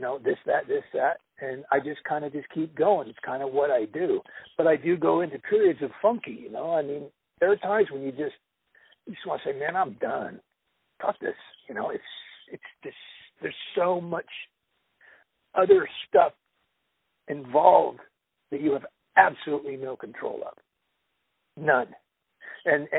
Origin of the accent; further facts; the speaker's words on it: Los Angeles, California, United States; I was born in Los Angeles. I was born in the LA area. I've lived out here my entire life